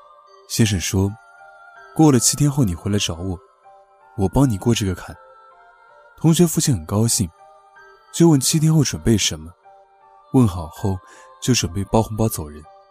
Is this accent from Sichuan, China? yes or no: no; Yunnan, China; 第一个我要说的是我老家本地的一个非常非常厉害的算命先生，她是个女的，省部级干部都排队找她算命，找她算命的车都排几公里，一点不吹牛，这是我亲眼看到的。我不能讲具体位置，只能说在云南。